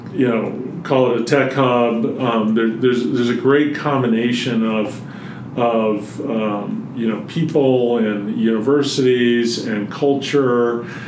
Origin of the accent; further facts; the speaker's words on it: North Carolina, United States; now in Colorado, United States; I grew up mostly in North Carolina, but moved out here in 1988